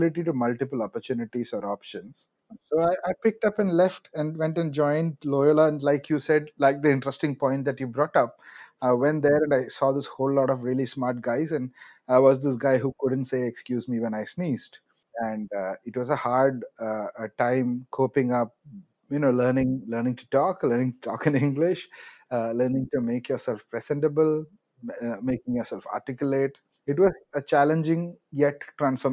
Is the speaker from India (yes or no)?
yes; Kerala, India; first language Malayalam; English is a second language; moved away as an adult; also born or lived in Chennai; I'm from Kerala, and more often than not, the way I say it is I'm an original Mallu, and I say that that way because I pretty much born and brought up in Kerala